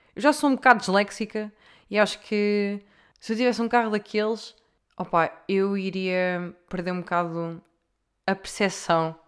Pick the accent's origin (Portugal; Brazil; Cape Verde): Portugal; Leiria, Centro; eu como sou de leiria